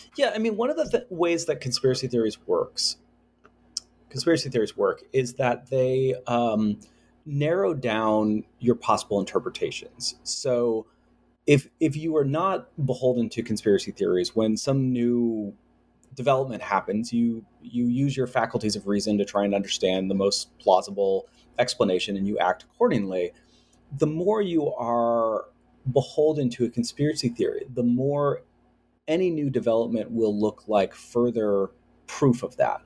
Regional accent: United States; growing up in the United States

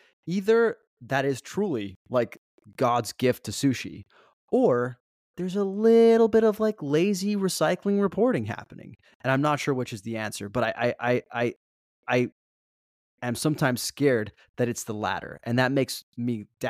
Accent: New York, United States; I would feel as a New Yorker, if I didn't agree with the list, more justified in disagreeing with it. Cause I'm like, who's this guy parachuting into our city who doesn't really understand our the rhythm of our city and our culinary scene

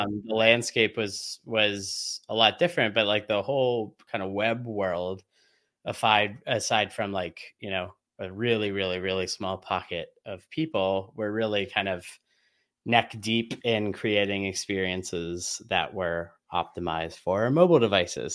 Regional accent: Oil City, Pennsylvania, United States; It all began in a small town called Oil City, Pennsylvania

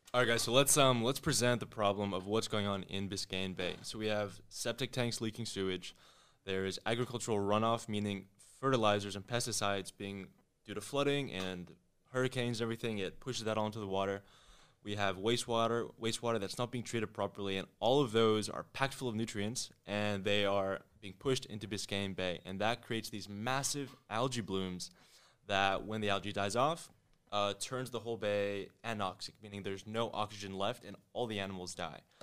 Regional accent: New Delhi, Delhi, India; also born or lived in Connecticut; now in Miami, United States; I was born in Connecticut, but I was raised in New Delhi, India

